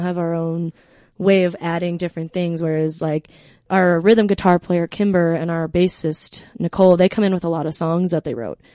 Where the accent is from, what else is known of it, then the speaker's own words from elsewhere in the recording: Colorado, United States; We're from Colorado